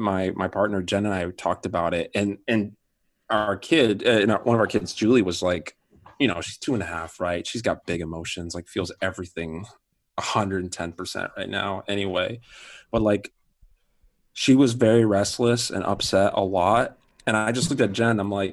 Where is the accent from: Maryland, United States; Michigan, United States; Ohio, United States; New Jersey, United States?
Michigan, United States; moved away as an adult; also born or lived in Seattle; now in Ottawa, Canada; I'm a Michigander from Michigan. Okay. Yeah, I loved living in Michigan. Lived in Michigan until I was about 20